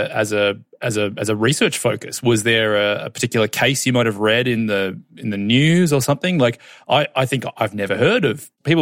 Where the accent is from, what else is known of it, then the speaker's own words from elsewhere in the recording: Australia; growing up in Australia